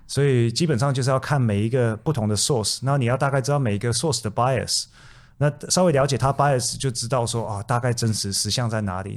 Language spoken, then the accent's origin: Chinese; Taiwan; now in Australia; 从小在台湾出生